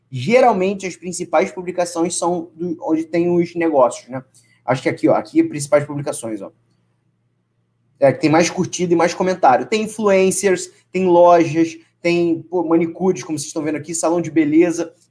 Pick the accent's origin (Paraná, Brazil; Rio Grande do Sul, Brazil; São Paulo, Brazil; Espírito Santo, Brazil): Espírito Santo, Brazil; Vila Velha; Eu sou de Vila Velha.